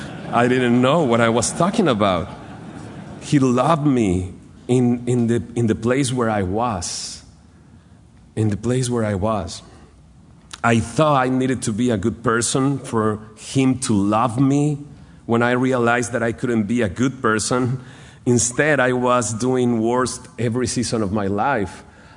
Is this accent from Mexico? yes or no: yes; Monterrey, Nuevo León, Mexico; So I start going to church in Monterrey. I'm from Monterrey, Nuevo León in Mexico.